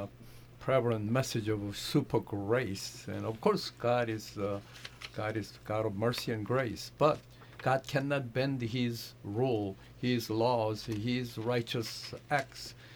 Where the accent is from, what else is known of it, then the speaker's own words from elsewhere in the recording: South Korea; also born or lived in Manhattan, New York; now in United States; I grew up in South Korea under the Buddhist home